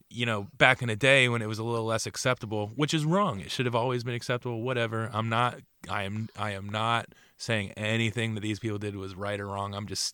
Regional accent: Bordentown, New Jersey, United States; also born or lived in Riverside, New Jersey; when I moved away from Bordentown City, we moved to a town called Riverside.

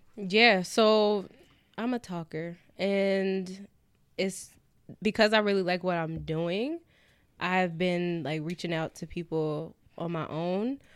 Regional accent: California, United States; now in New York, United States; I'm from Cali

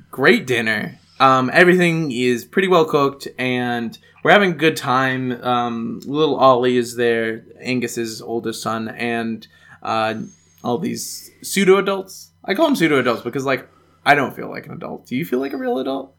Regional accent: United States; moved away; as an American

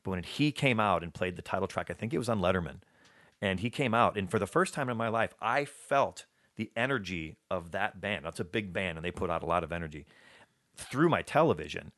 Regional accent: Alabama, United States; moved away; I was born in Alabama

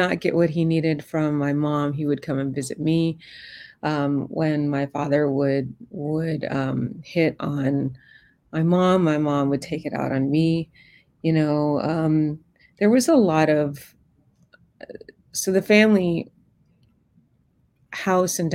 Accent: New York City, New York, United States; I was born in Queens, New York, mm-hmm. and in the 70s.

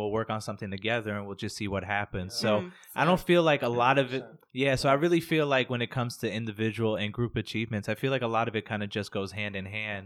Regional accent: New York City, New York, United States; we are from the Bronx

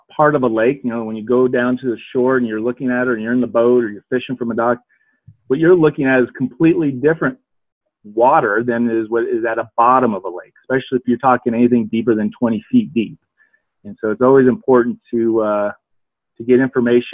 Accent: Pacific Northwest, United States; moved away as an adult; also born or lived in Indiana; now in Denver, United States; I grew up in the Northwest, so there's a lot of great lakes up there.

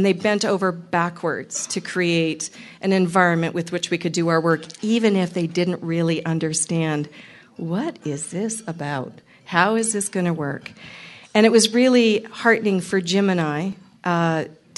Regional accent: Canada; I'm Canadian.

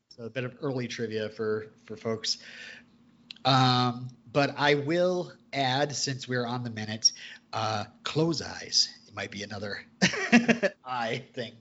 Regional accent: Vermont, United States; I'm from Vermont.

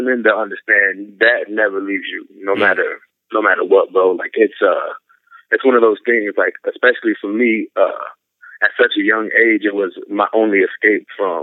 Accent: San Antonio, Texas, United States; I grew up in San Antonio, Texas.

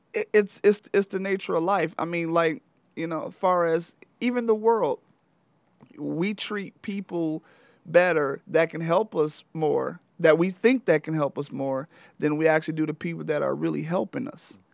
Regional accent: Flint, Michigan, United States; I'm originally from Flint, Michigan. Um, I played high school basketball at Flint Central

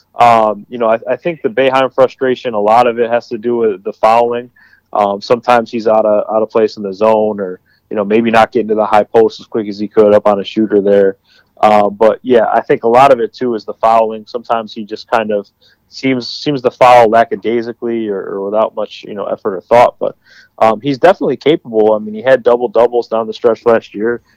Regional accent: Syracuse, New York, United States; I'm from Syracuse originally

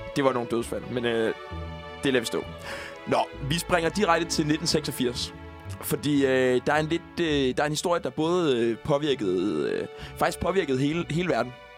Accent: Falster, Zealand, Denmark; jeg er fra Falster

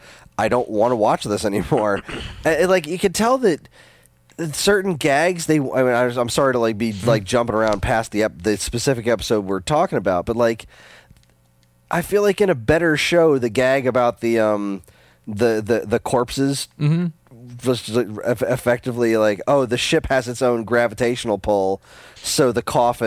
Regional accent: England, United Kingdom; I'm English.

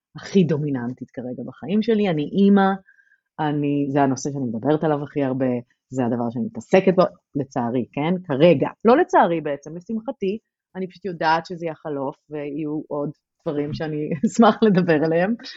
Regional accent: Tel Aviv-Yafo, Tel Aviv District, Israel; moved away as an adult; אני גדלתי ביפו

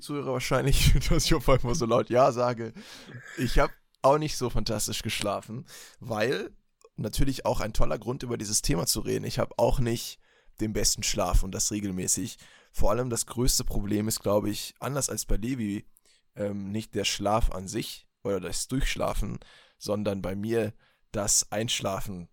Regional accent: Berlin, Germany; moved away; als ich noch in Berlin gelebt habe, ne, da bin ich ja geboren, Leute, ich bin ja in der Metropole schlechthin aufgewachsen.

